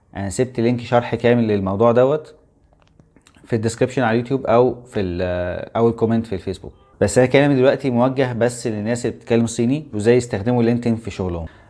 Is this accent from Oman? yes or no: no; Egypt; احنا مصريين